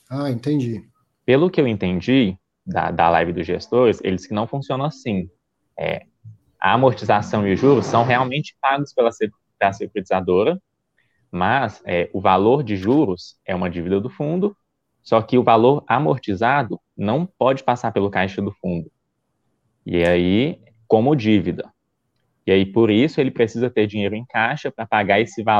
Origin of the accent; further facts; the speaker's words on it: Goiânia, Goiás, Brazil; Eu sou de Goiânia, Goiás.